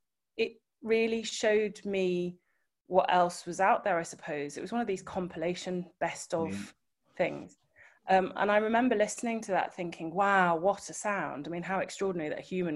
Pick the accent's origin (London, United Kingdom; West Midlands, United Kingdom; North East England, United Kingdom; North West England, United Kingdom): North West England, United Kingdom; Liverpool; growing up in Liverpool, of course, pop music was very much at the fore